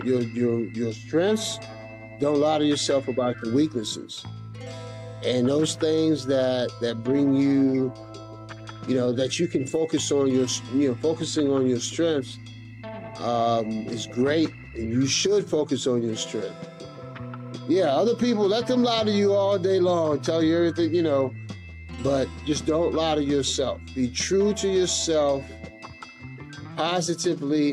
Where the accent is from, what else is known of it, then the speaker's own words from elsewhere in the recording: Norfolk, Virginia, United States; moved away as an adult; also born or lived in Baltimore, Maryland; now in Suffolk, United States; I was born in Baltimore. I think I moved here. My family moved here to Norfolk when I was either 6 weeks old or 6 months old